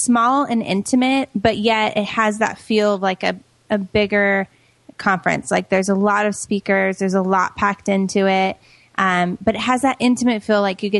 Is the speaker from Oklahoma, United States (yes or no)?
no; San Diego, California, United States; It this year is in San Diego, my hometown.